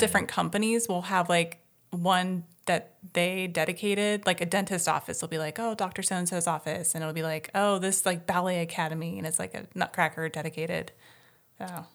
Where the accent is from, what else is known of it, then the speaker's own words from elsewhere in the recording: Midwest, United States; moved away as an adult; also born or lived in Ohio / Columbus; now in California, United States; born and raised in the Midwest